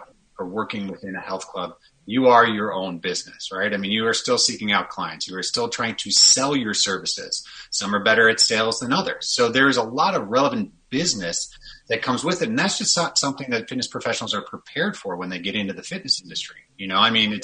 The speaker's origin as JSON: {"language": "English", "town": "Chicago", "region": "Illinois", "country": "United States", "tie": "born or raised there", "also_born_or_lived": "Kansas / California", "moved": "as an adult", "lives_now": "Minneapolis, United States", "said": "I'm born and raised a Chicagoan, lived in Chicago for a little over 30 years"}